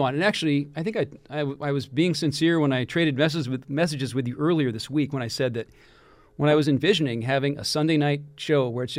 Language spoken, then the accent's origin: English; Kirkland, Washington, United States; also born or lived in Seattle; I don't live there now, but my hometown of Kirkland, Washington.